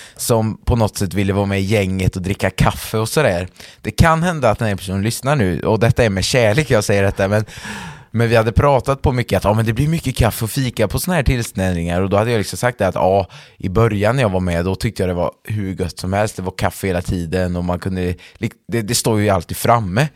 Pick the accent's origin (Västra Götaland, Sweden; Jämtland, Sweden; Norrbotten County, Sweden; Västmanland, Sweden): Västra Götaland, Sweden; Färgelanda; min församling som jag är uppväxt i, Färgelanda församling